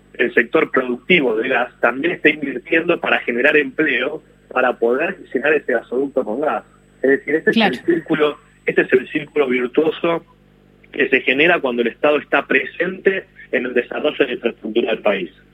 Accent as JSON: {"language": "Spanish", "country": "Argentina", "said": "como argentino"}